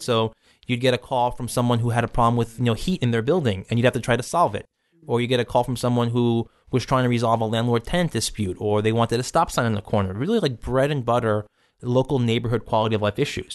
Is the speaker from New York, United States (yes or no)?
yes; New York City, New York, United States; I grew up in Bay Ridge, spent my whole life living here